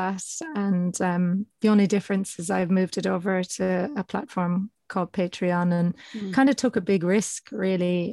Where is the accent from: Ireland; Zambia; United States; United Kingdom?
Ireland; now in Australia; I'm Irish, but I'm abroad